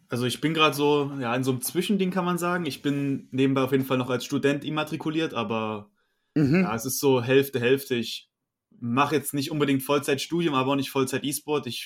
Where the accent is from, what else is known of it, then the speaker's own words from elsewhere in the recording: Saxony, Germany; now in Dresden, Germany; Ja, also ich bin 25 Jahre alt, äh, bin in der Nähe von Dresden aufgewachsen. Mittlerweile wohne ich direkt in Dresden